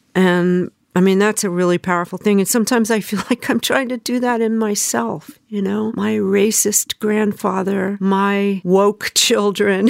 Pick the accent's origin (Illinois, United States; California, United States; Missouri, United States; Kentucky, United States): California, United States; Southern; moved away as an adult; also born or lived in Memphis, Tennessee; now in New York, United States; I grew up in Southern California